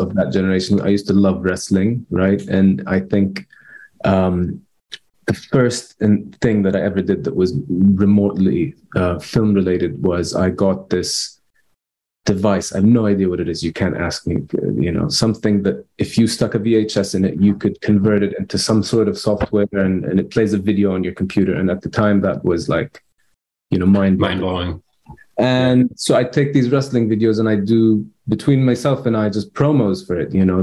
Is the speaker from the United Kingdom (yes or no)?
no; Amman, Amman Governorate, Jordan; I grew up in Amman